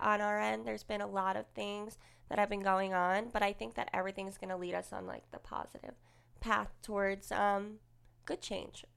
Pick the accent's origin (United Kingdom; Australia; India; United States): United States; Woodbridge, New Jersey; moved away as an adult; also born or lived in Manalapan, New Jersey; I grew up in Woolbridge